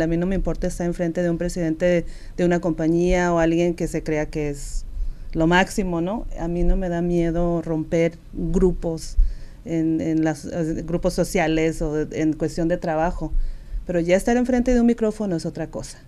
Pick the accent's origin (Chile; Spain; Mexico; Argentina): Mexico; Sinaloa; accent: norteño; moved away as an adult; yo soy de Sinaloa y tengo este acento norteño y siempre lo voy a tener